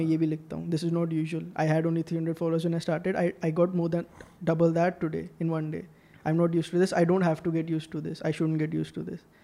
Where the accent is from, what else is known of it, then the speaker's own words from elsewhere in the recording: India; मैं तो इंडियन हूँ